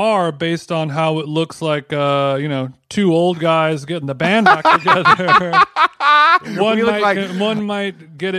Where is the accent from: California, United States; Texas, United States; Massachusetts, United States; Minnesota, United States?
California, United States; Huntington Beach; I'm from Huntington.